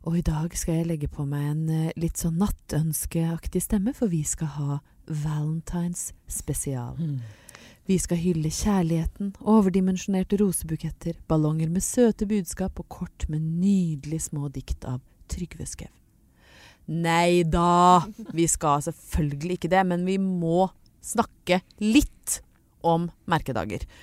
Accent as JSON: {"language": "Norwegian", "town": "Lillehammer", "region": "Innlandet", "country": "Norway", "tie": "born or raised there", "said": "Men det blei litt sånn sende med søstera mi en maskara hjem til eh, Lillehammer"}